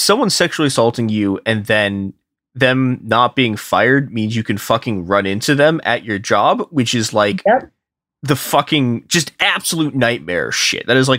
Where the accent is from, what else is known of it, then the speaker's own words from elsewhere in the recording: Chicago, Illinois, United States; I am a Chicagoan, so like I grew up in snowstorms, right?